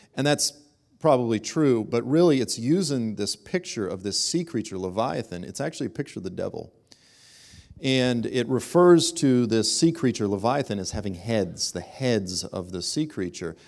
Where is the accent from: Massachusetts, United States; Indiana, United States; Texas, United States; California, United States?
Massachusetts, United States; Boston; moved away; I'm originally from Boston